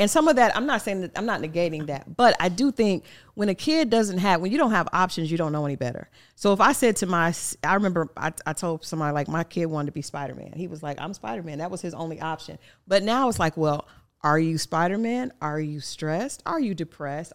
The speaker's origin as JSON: {"language": "English", "region": "Oklahoma", "country": "United States", "tie": "born or raised there", "said": "I grew up in Oklahoma"}